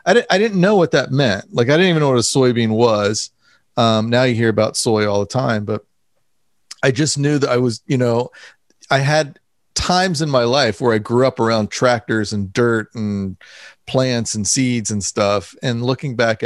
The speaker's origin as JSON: {"language": "English", "country": "United States", "tie": "born or raised there", "said": "I grew up minutes outside of Washington, D.C. in the suburbs"}